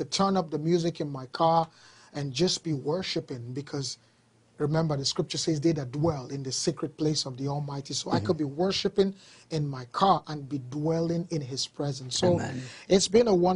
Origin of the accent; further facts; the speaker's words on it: Nigeria; moved away as an adult; now in Canada; I've lived in Nigeria, Africa, pretty much all my life